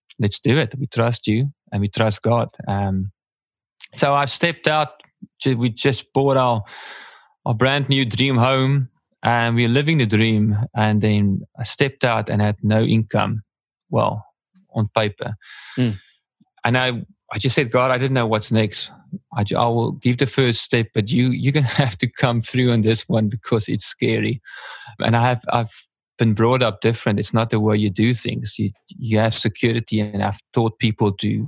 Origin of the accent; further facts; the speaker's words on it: Port Elizabeth, Eastern Cape, South Africa; I'm from South Africa, here in a small town called Port Elizabeth